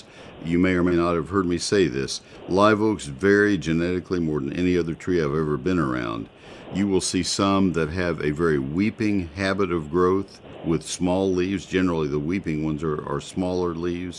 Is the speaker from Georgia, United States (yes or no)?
no; College Station, Texas, United States; also born or lived in McKinney, Texas; having grown up in College Station